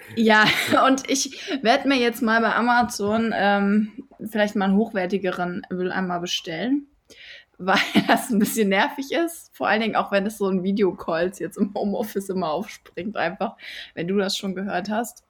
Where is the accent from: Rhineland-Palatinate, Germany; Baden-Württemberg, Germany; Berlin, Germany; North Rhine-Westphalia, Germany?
North Rhine-Westphalia, Germany; Düsseldorf; ich bin Düsseldorferin